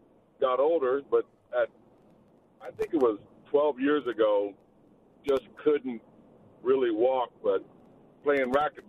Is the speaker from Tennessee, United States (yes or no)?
no; Salinas, California, United States; I was in Salinas, California, Monterey County.